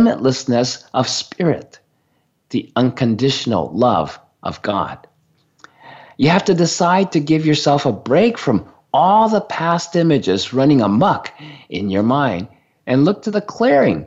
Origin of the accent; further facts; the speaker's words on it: Sendai, Miyagi, Japan; moved away; I was born in Sendai